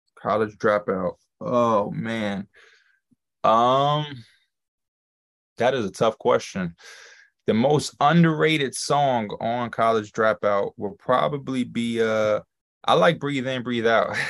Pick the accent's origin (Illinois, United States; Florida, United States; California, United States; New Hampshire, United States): Illinois, United States; Chicago; I'm from Chicago, born and raised